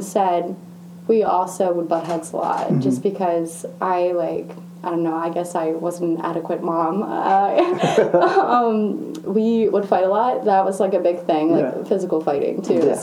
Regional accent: Westminster, Maryland, United States; moved away as an adult; also born or lived in Baltimore, Maryland; now in Waynesburg, United States; I'm from Maryland, Westminster, Maryland. That's about 20 minutes away from Baltimore

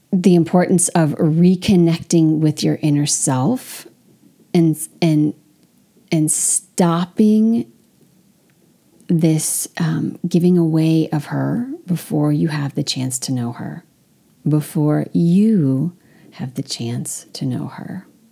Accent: California, United States; moved away as an adult; also born or lived in France; as an American, specifically as a Californian who's very open

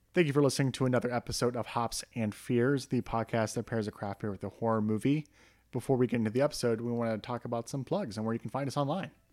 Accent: Ohio, United States; in Ohio, kind of near where I grew up

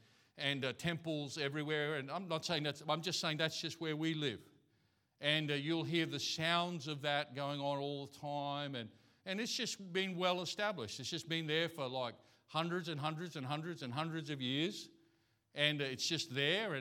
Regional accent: Australia; first language English; now in Thailand; I'm from Australia. English is my language.

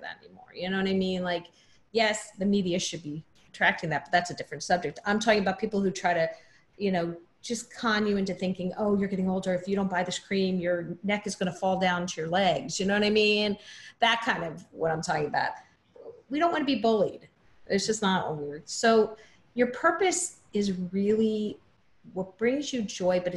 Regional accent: New Jersey shore, United States; I grew up in New Jersey on the shore

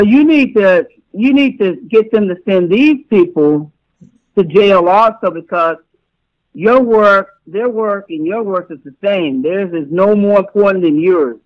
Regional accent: New York City, New York, United States; I'm from New York City.

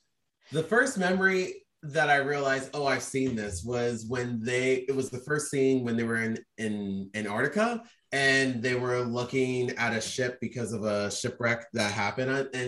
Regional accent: Tampa, Florida, United States; I'm from Tampa, Florida.

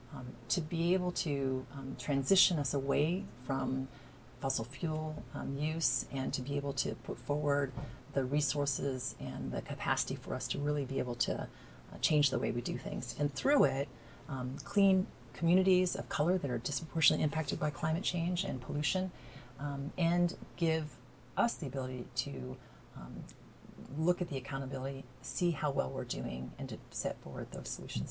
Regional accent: Evansville, Indiana, United States; moved away as an adult; now in Washington, United States; I grew up in southern Indiana

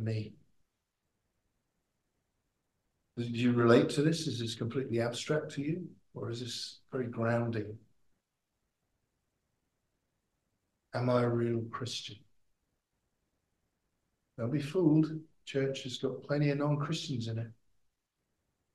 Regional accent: United Kingdom; moved away as an adult; now in Australia; I'm from Britain

